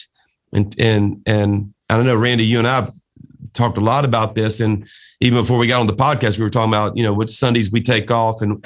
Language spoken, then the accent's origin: English; South Louisiana, United States; a Cajun from South Louisiana